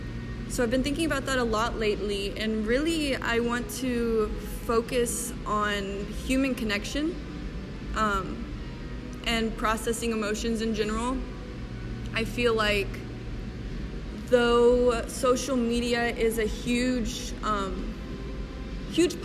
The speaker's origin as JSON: {"language": "English", "town": "Mobile", "region": "Alabama", "country": "United States", "tie": "born or raised there", "moved": "as an adult", "lives_now": "Kansas City, United States", "said": "I have an internship waiting for me back in my hometown of Mobile, Alabama"}